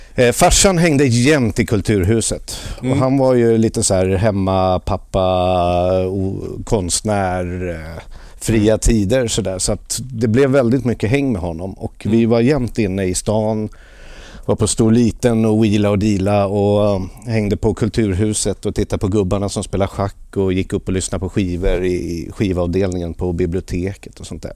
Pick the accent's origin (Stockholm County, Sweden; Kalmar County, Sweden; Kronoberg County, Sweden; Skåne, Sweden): Stockholm County, Sweden; Lidingö; Jag växte upp på norra Lidingö